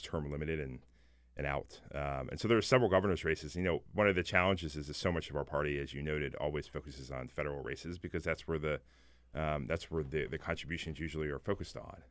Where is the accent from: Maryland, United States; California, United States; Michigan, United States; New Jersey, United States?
Maryland, United States; I'm actually from Maryland. I grew up there